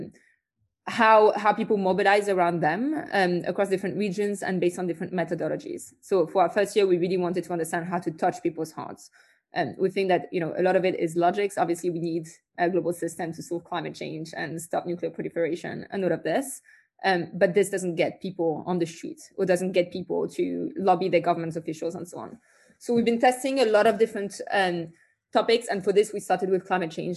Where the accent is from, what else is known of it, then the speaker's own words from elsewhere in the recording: France; accent: French; As you'll also hear from my accent, I'm French